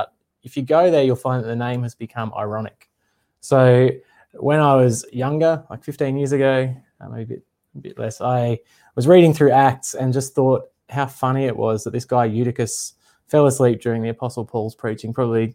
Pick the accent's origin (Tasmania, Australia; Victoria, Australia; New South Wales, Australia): New South Wales, Australia; north coast of; also born or lived in Sydney; now in Queensland, Australia; I was born in Sydney and I grew up, did most of my growing up on the north coast of New South Wales